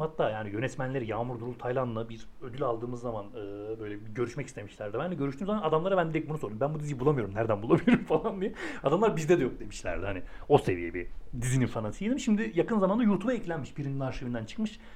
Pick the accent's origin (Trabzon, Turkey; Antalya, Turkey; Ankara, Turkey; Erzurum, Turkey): Ankara, Turkey; biraz Ankara'nın varoş bölgesinde büyüdüm ben.